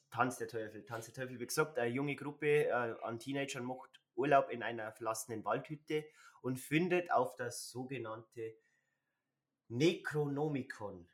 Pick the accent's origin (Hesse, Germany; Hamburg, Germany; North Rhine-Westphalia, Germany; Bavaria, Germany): Bavaria, Germany; wie sagt man bei uns in Bayern